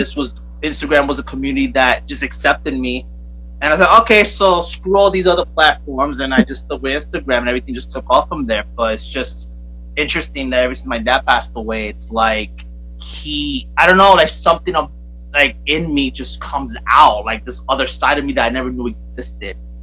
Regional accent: New York City, New York, United States; now in Bayonne, United States; I'm from Brooklyn

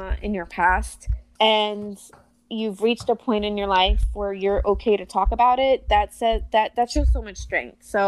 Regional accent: Florida, United States; also born or lived in New Jersey / Puerto Rico; I was born in Jersey, but we moved to Puerto Rico when I was one. And we lived there till I was about six. And then, unfortunately, we moved to Florida

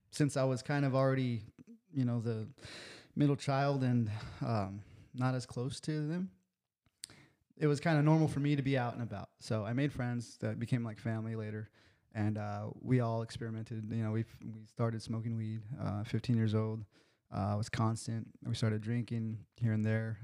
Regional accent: National City, California, United States; I grew up in National City, California

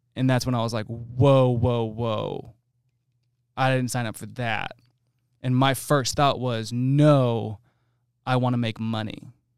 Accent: New Jersey, United States; now in Texas, United States; I'm from New Jersey.

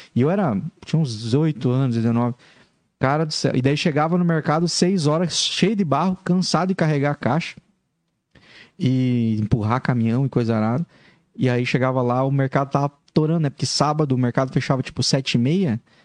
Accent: interior of Paraná, Brazil; moved away; eu sou do interior do Paraná.

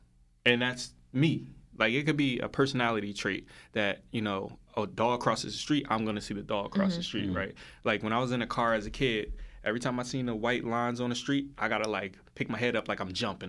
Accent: Union, New Jersey, United States; I grew up in Union, and yeah, I knew people in Hillside, but I didn't know people in Hillside.

